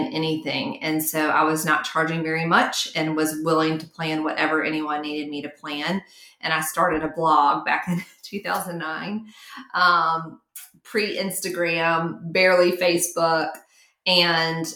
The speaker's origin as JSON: {"language": "English", "town": "Mountain Brook", "region": "Alabama", "country": "United States", "tie": "born or raised there", "said": "it was all in my hometown. And I was just bouncing back and forth from country club to country club, back and forth, and really created a name for myself and a brand and a business model that if you got married in Mountain Brook, Alabama, you hired me"}